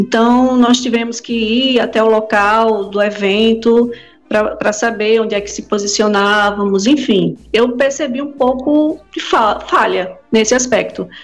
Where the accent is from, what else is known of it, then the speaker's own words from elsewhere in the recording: Recife, Pernambuco, Brazil; now in João Pessoa, Brazil; Eu sou, eu trabalho, moro aqui em João Pessoa, mas eu sou pernambucana, nasci lá em Recife.